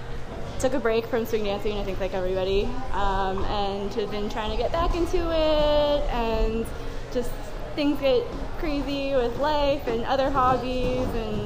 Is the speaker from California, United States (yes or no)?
yes; San Francisco, California, United States; now in Seattle, United States; No, so I grew up in San Francisco. I lived in San Francisco for a very long time.